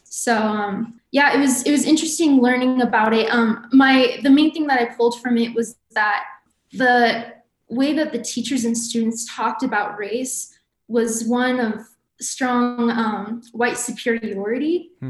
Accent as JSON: {"language": "English", "town": "Provo", "region": "Utah", "country": "United States", "said": "I'm from Provo."}